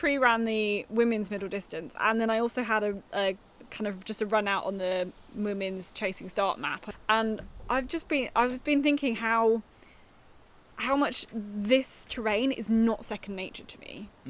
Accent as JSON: {"language": "English", "country": "United Kingdom", "said": "as a Brit coming over here"}